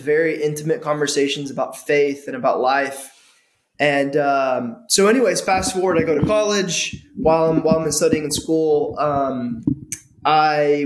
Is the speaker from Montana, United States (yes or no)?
no; suburbs of Atlanta, near Clarkston, Georgia, United States; I grew up outside of Clarkston, just 15 minutes north of Clarkston, in the suburbs